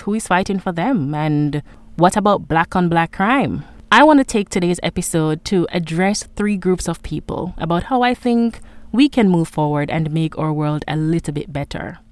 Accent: Jamaica; For a very long time, I saw myself as just a Jamaican.

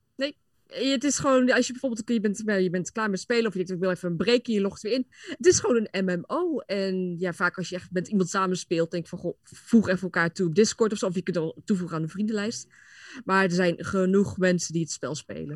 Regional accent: near Apeldoorn, Gelderland, Netherlands; Ik kom uit de buurt van Apeldoorn

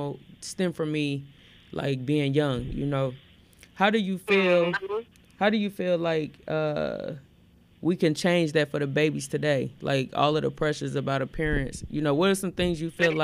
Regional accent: Gary, Indiana, United States; also born or lived in Elkhart, Indiana; I grew up, you know, in Elkhart and I grew up in Gary

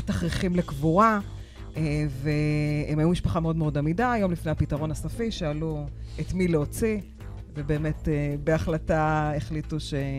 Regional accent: Acre, Northern District, Israel; now in Haifa, Israel; ואני גדלתי בעכו

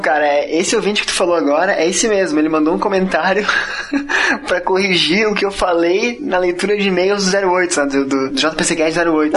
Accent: Curitiba, Paraná, Brazil; now in Florianópolis, Brazil; Eu sou curitibano e moro em Floripa.

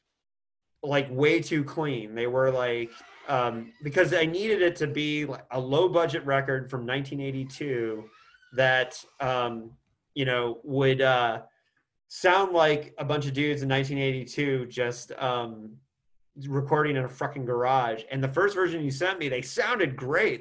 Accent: Indiana, United States; my home state of Indiana

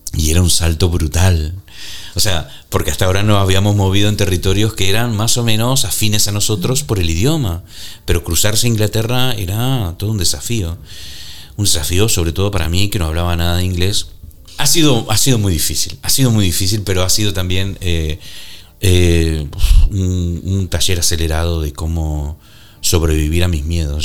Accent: Argentina; moved away as an adult; also born or lived in Canary Islands / New York / northern Spain; yo nací en Argentina. Eh, viví ahí hasta los 30 años

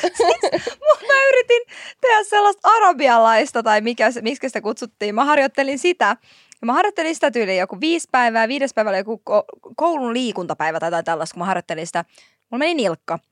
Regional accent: Helsinki, Uusimaa, Finland; Mä oon Marjaniemestä

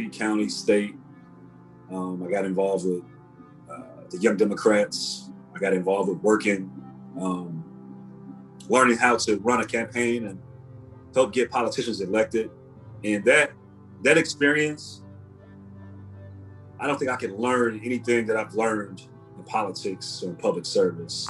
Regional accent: Chicago, Illinois, United States; I'm from Cabrini Green. That's where I was born and raised

